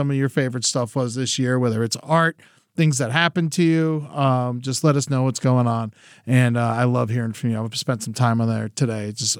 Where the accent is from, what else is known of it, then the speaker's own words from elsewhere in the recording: Boca Raton, Florida, United States; also born or lived in Orlando; I was born in Orlando, but I went to high school and middle school there. So I feel like I treat Boca as where I'm actually from.